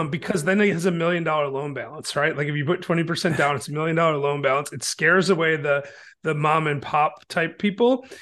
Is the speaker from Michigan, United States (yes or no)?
yes; Michigan, United States; now in Chattanooga, United States; I'm from Michigan originally